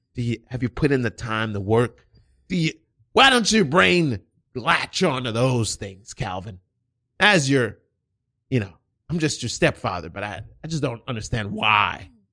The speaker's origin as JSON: {"language": "English", "country": "United States", "tie": "born or raised there", "said": "I was born here in America, but both of my parents are Haitian"}